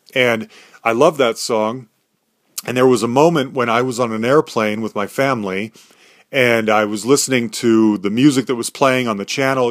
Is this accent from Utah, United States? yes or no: yes; Salt Lake City, Utah, United States; we grew up in Salt Lake City, Utah